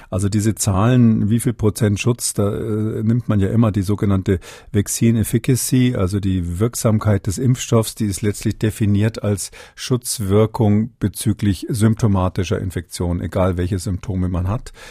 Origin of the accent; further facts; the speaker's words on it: Halle, Saxony-Anhalt, Germany; also born or lived in Bavaria; ich habe übrigens zwei Heimaten, also Halle und Bayern, beides, beides meine Heimat.